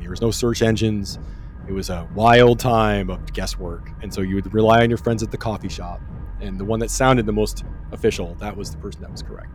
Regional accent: Germany; moved away; I grew up in Germany

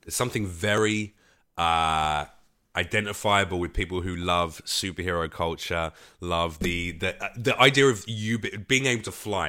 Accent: London, United Kingdom; now in Los Angeles, United States; I consider myself an East Coast comic, even though I'm a Londoner.

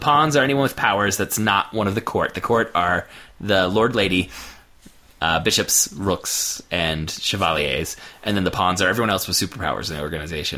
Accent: United States; as an American reader

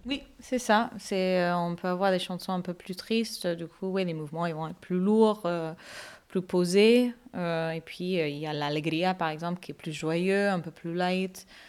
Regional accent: Canada; moved away as an adult; also born or lived in Seville; now in Bordeaux, France; je suis d'origine canadienne. Je suis canadienne, mais d'origine indienne et malaisienne. Et j'habite à Bordeaux depuis 7 ans.

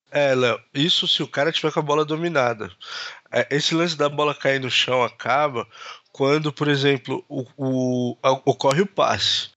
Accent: Brazil; a gente é brasileiro

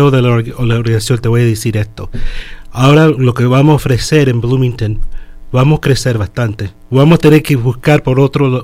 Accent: Chile; now in Miami, United States; Yo soy de Chile. Entonces yo vine aquí en el año 71 desde el año 71 hasta que yo estuve 18 años, y no tuve seguro.

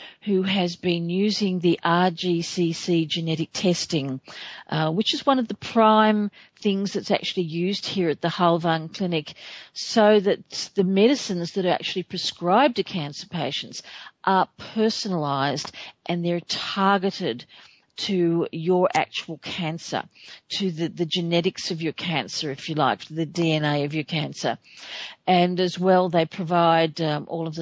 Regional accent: Australia; my home country of Australia

